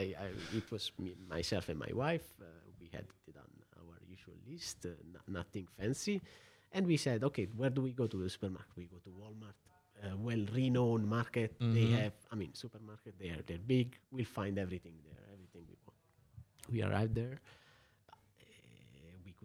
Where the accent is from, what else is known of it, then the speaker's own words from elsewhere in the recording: Apulia, Italy; moved away as an adult; also born or lived in United Kingdom / United States; now in Luxembourg; Coming from Puglia